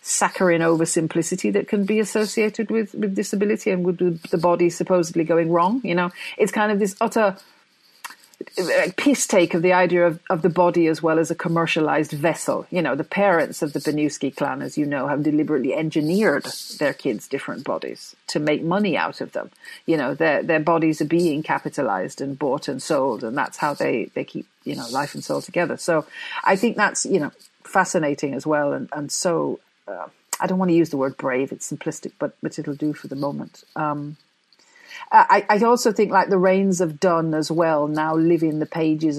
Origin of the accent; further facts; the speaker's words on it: Jamaica; also born or lived in Coventry, England; I was born in England, in Coventry specifically. But when I was six, I went to Jamaica, and that's where I grew up